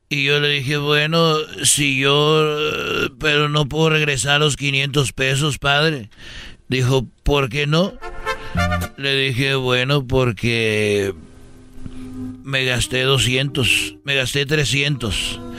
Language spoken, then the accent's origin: Spanish; Huentitán, Jalisco, Mexico; en, la catedral de, de, de ahí de Huentitán, porque yo soy de Huentitán.